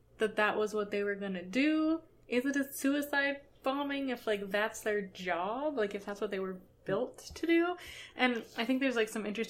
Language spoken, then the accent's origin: English; Canada; I'm Canadian.